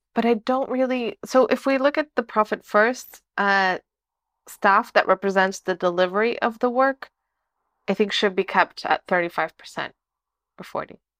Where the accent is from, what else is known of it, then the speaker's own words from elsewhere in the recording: Lisbon, Portugal; moved away as an adult; now in Porto, Portugal; I'm from Lisbon.